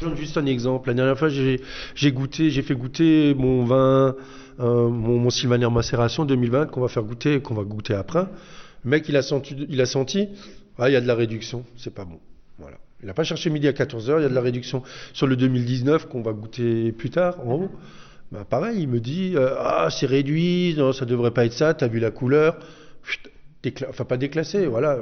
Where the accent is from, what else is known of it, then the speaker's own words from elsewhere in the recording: Haguenau, Grand Est, France; now in Reichsfeld, France; je suis originaire de Haguenau